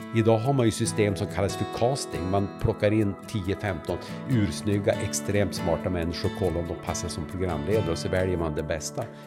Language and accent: Swedish; Vännäsby, Västerbotten County, Sweden; also born or lived in Umeå; jag kommer från Vännäsby, som är en liten ort som ligger två och en halv, två och en halv mil väster om Umeå. Där är jag född och där har jag levt